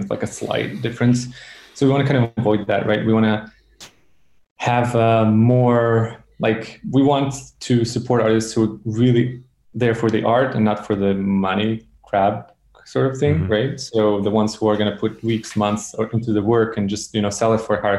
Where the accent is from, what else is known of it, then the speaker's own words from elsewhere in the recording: Serbia; I come from Serbia